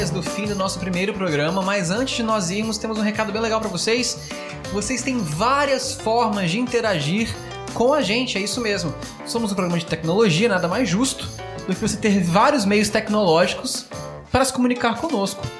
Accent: Serra, Espírito Santo, Brazil; Eu sou a …. E eu sou a …. Nós somos da Serra do Espírito Santo.

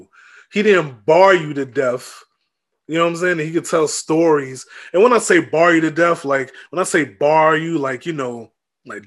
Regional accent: Tampa, Florida, United States; also born or lived in New York; I was born in New York, but I'm from Tampa. Like I'm from Hillsborough County, Tampa, Florida

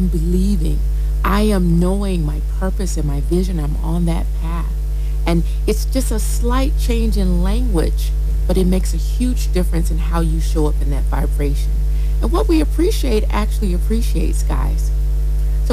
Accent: United States; moved away as an adult; now in Nigeria; I'm American, been living in Nigeria, and have embraced my Nigerianhood almost 20 years.

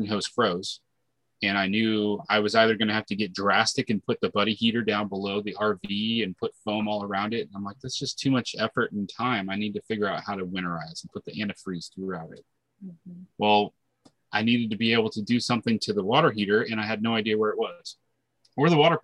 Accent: South Dakota, United States; moved away; also born or lived in Florida / Georgia; I'm originally from South Dakota, and I had lived in Florida for a little while. And then Tanya and I lived in Georgia

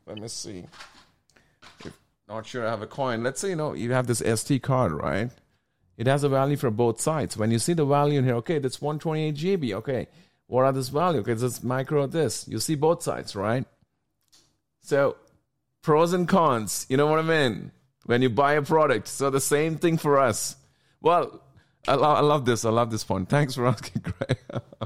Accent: India; I'm from India

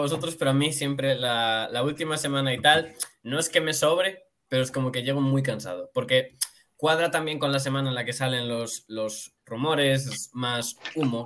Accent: Galicia, Spain; soy gallego

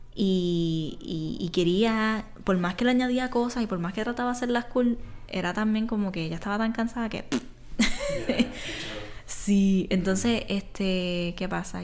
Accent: Isabela, Puerto Rico; soy artista de aquí de Puerto Rico, soy de Isabela

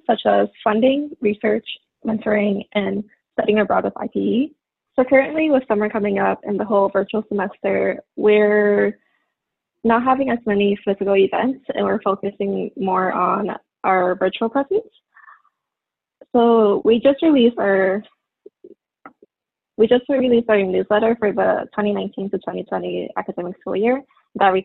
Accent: New York City, New York, United States; my hometown is New York City

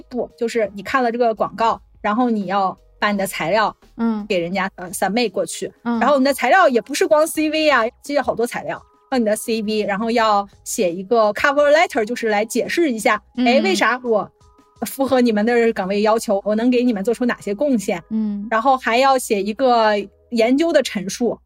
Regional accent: northern China, China; moved away as an adult; also born or lived in a southern Chinese city / northeastern United States; now in Florida, United States; 我是出生在一个北方的城市

